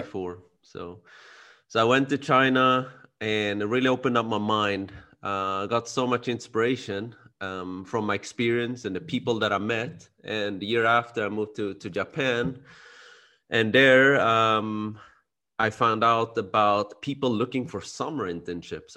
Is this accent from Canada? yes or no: no; Sweden; now in Spain; I was born and raised in Sweden, like you said. My parents are from Cambodia.